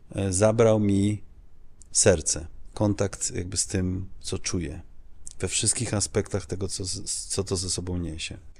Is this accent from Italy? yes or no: no; Netherlands; now in Poland; ja dorastałem e, w Holandii